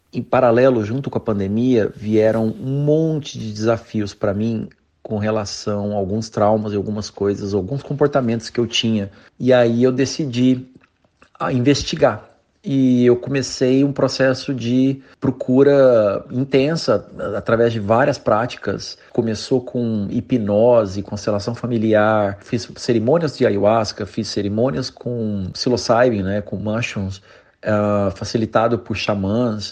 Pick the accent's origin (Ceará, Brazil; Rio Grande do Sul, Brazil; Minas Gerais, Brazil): Minas Gerais, Brazil; Uberaba; eu sou de Uberaba, terra de Chico Xavier. Então eu cresci com muita influência